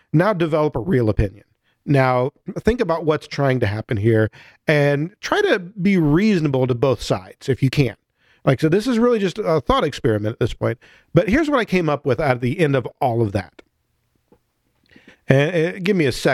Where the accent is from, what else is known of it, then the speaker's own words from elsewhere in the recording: near Chicago, Illinois, United States; I grew up near Chicago